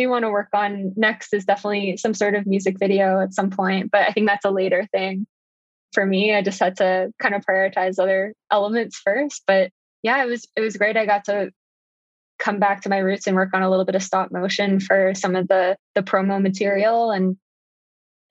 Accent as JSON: {"language": "English", "region": "Ontario", "country": "Canada", "tie": "born or raised there", "said": "I grew up in Ontario"}